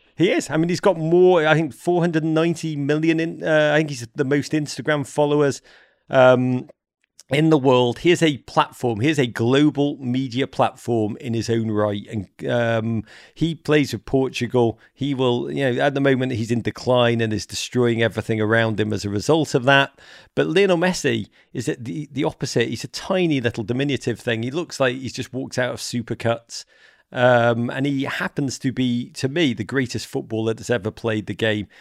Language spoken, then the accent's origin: English; Liverpool, North West England, United Kingdom; moved away as an adult; also born or lived in Washington, D.C.; now in United States; When I grew up in Liverpool, if you were a girl that played football, you were shunned.